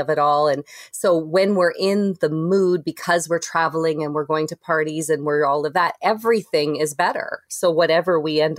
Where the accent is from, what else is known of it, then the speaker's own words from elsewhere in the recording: Canada; also born or lived in Toronto; we're Toronto and just because we're Canadian